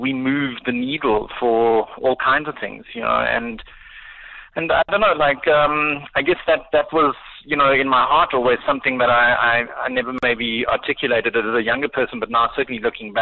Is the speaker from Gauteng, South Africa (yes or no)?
yes; Pretoria, Gauteng, South Africa; I grew up in Pretoria and kind of finished high school in the early 90s